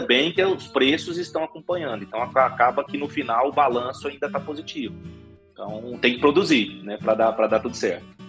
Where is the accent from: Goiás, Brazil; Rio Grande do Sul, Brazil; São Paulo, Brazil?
Goiás, Brazil; Rio Verde; moved away as an adult; now in Goiânia, Brazil; eu acabei me, acabei me mudando aí para Goiânia, né, mas eu sou natural aqui de Rio Verde